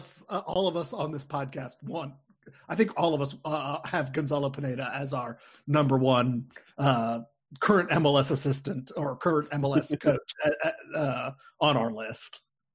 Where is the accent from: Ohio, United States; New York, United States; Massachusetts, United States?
Ohio, United States; Cincinnati; I was born and raised in Cincinnati